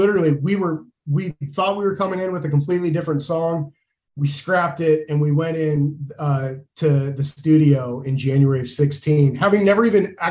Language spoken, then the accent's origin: English; Moscow, Idaho, United States; we come from a small town. We're from Moscow, mm-hmm. Idaho. Small college town